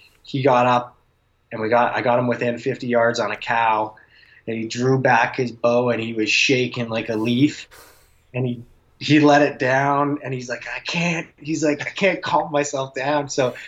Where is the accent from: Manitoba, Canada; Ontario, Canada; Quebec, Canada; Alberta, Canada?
Alberta, Canada; Calgary; And I grew up in Calgary, so I go back out there every summer